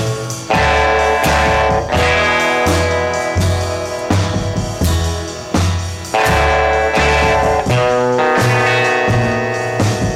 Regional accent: Marin County, California, United States; I'm from Marin County

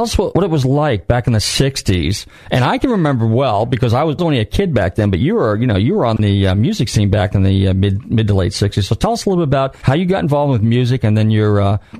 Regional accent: San Rafael, California, United States; Actually, I grew up in San Rafael, so I'm from Marin County originally.

